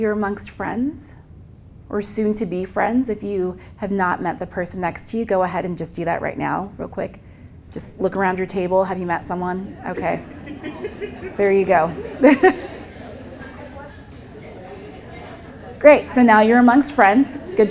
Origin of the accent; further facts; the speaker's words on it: Southern California, United States; I'm originally from Southern California, and we're just kind of lazy with our words